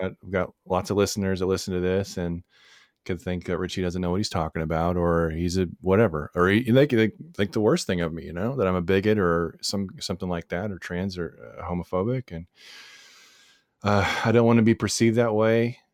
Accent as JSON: {"language": "English", "region": "Texas", "country": "United States", "said": "we're both from Texas, so the Bible comes up a lot"}